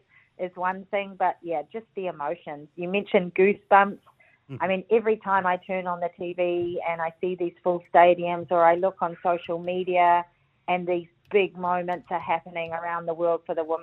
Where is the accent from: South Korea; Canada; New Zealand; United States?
New Zealand; being a Kiwi